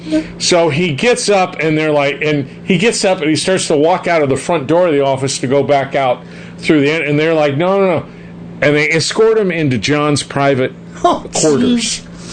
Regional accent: Glendale, United States; now in Arizona; Well, now I live in Arizona, but I grew up in Glendale.

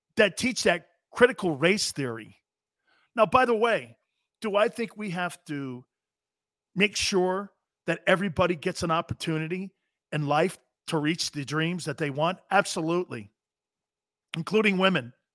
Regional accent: Connecticut, United States; moved away; also born or lived in Florida / California; I'm from Connecticut

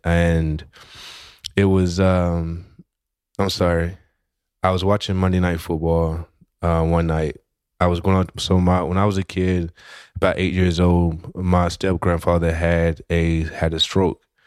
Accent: West Tennessee, United States; originally I'm from Tennessee and, uh, not just from Tennessee, but I'm from a small town in West Tennessee

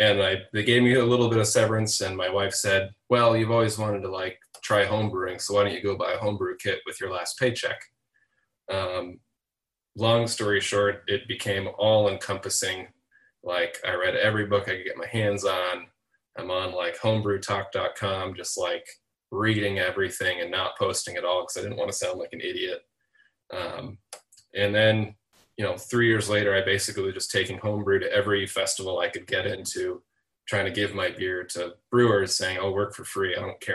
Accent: Seattle, Washington, United States; now in Chicago, United States; I am not native Chicago. I'm from Seattle, Washington, originally.

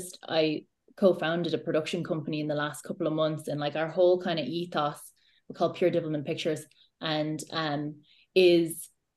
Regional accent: Ireland; So I think for me anyway, I like my Irish identity and Irish stories are so important, and I am an Irish storyteller first and foremost

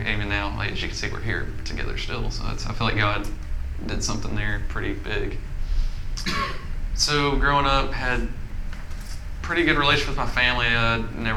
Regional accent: Little Rock, Arkansas, United States; I was born in Little Rock

